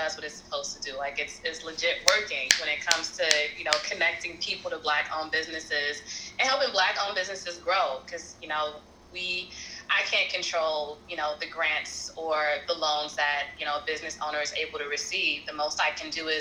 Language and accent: English; New York City, New York, United States; I'm born and raised in Brooklyn, New York